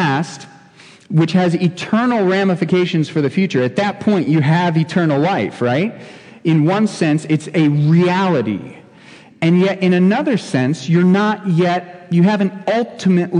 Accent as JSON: {"language": "English", "region": "Ohio", "country": "United States", "tie": "born or raised there", "moved": "yes", "lives_now": "Shamong, United States", "said": "I grew up in Ohio"}